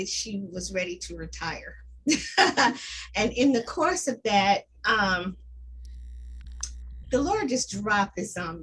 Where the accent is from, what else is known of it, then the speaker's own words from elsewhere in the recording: Indianapolis, Indiana, United States; I was born and raised here in Indianapolis